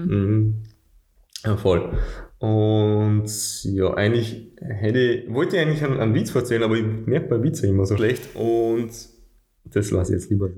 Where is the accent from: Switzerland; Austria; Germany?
Austria; bei uns in Österreich